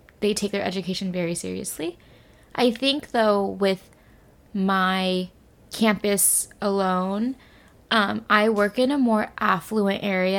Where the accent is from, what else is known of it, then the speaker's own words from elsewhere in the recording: California, United States; accent: Californian; moved away as an adult; now in South Korea; my accent is very, like, Californian